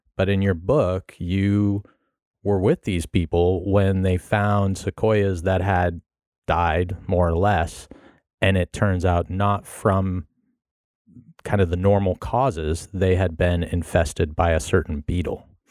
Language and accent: English; Carmel, California, United States; I grew up in California. I grew up down in, uh, Carmel, Monterey area